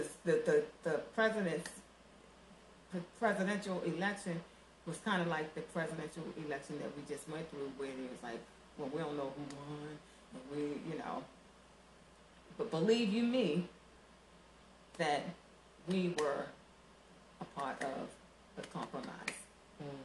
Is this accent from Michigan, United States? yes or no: no; Baltimore, Maryland, United States; I grew up in Baltimore, Maryland